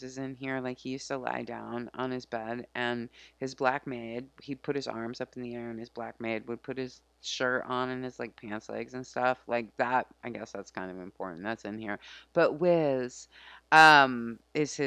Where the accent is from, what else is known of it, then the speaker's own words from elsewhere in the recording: United States; as an American